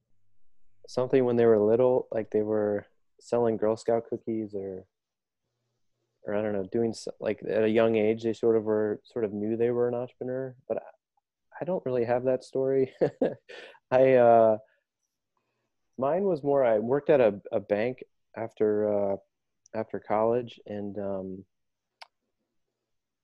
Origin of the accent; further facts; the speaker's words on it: Dayton, Ohio, United States; now in Chicago, United States; I grew up in Dayton, Ohio. And I moved to Chicago almost 17 years now